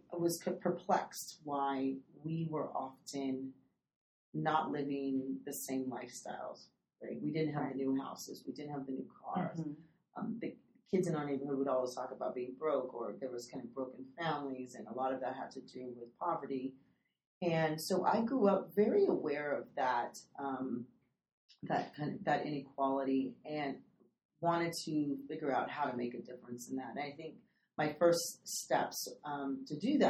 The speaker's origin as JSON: {"language": "English", "area": "Napa Valley", "region": "Northern California", "country": "United States", "tie": "born or raised there", "said": "I grew up in Northern California, third generation Mexican American"}